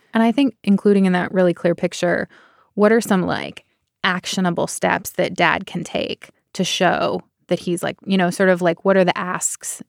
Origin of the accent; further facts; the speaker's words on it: Bay Area, California, United States; I am from the Bay Area